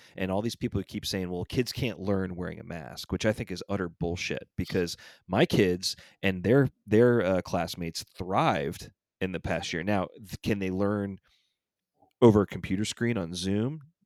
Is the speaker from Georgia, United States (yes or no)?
yes; Atlanta, Georgia, United States; my hometown team